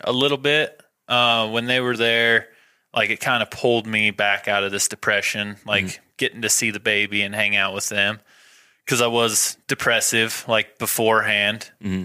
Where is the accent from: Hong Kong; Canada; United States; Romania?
United States; Rexburg, Idaho; also born or lived in Rigby, Idaho; I was born born in Rexburg, grew up mostly in Rexburg, Rigby area.